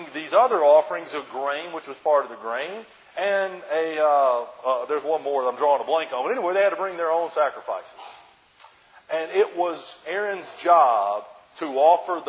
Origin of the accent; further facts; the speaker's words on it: New Jersey, United States; we're from Jersey